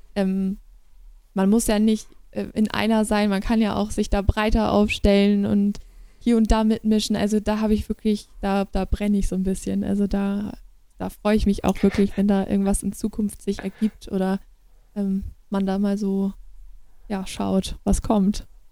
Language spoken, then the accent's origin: German; Schneverdingen, Lower Saxony, Germany; Und da bin ich auch so Krass. eingeboren oder mit aufgewachsen.